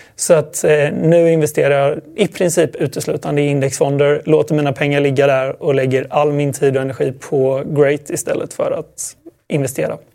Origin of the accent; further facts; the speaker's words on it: Sweden; Det var nog bara jag som var svensk.